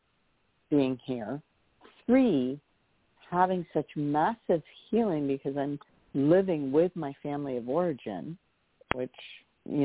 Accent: California, United States; moved away; also born or lived in Hawaii; I'm originally from California. I moved to Hawaii. I never thought I'd ever move back here to California.

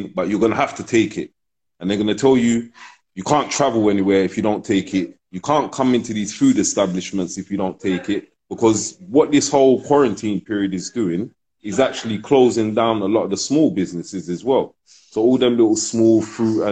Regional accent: London, United Kingdom; also born or lived in Ghana; I'm born in London, but I'm Ghanaian

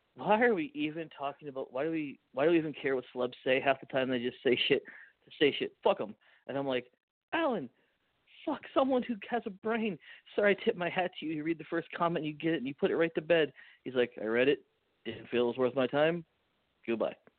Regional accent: Canada

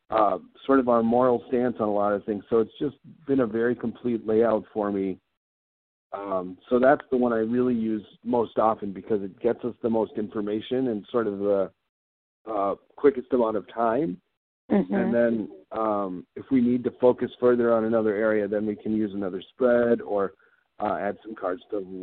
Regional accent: East Coast, United States; also born or lived in Wisconsin / Minnesota; I actually grew up initially on the East Coast, and then we moved to Wisconsin and then subsequently Minnesota. But I've been in Minnesota for most of my life from that perspective.

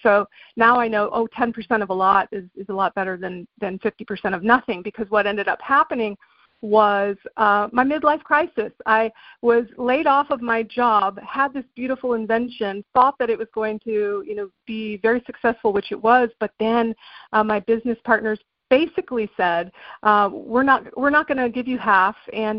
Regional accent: England, United Kingdom; I grew up in England, actually. My dad was in the Air Force.

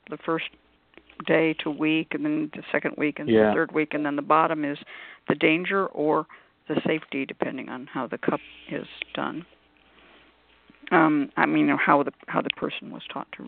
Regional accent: California, United States; I come from California.

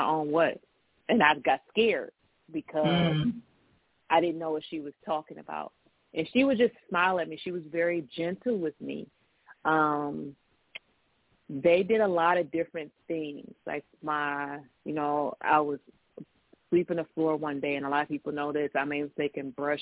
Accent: Detroit, Michigan, United States; I grew up in Detroit with a garden

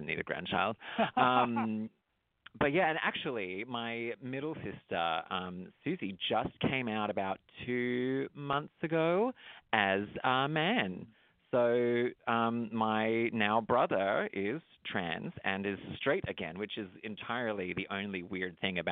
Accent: Traralgon, Victoria, Australia; accent: Australian; moved away as an adult; now in United States; I grew up in a little country town outside of Melbourne, Australia. It's called Turralgon

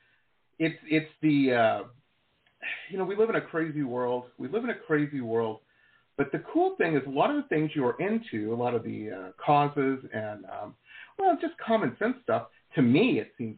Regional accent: Detroit, Michigan, United States; moved away as an adult; also born or lived in Boston / San Diego; I grew up in Metro Detroit.

